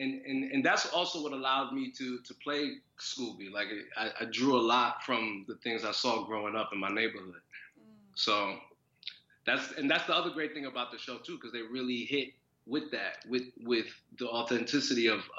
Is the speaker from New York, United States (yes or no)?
yes; New York City, New York, United States; I'm born and raised in Brooklyn.